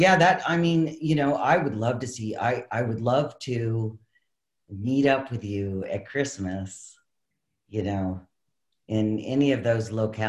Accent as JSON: {"language": "English", "region": "Maine", "country": "United States", "moved": "yes", "lives_now": "California, United States", "said": "I'm originally from Maine"}